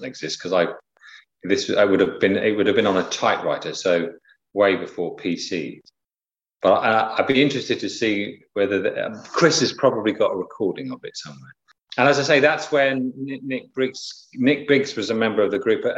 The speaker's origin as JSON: {"language": "English", "town": "Southampton", "region": "South East England", "country": "United Kingdom", "tie": "born or raised there", "also_born_or_lived": "Pembrokeshire, Wales", "moved": "yes", "said": "I was growing up in Southampton on the south coast"}